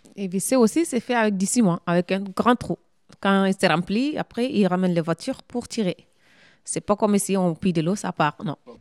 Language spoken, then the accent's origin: French; Mali; now in France; Je suis malienne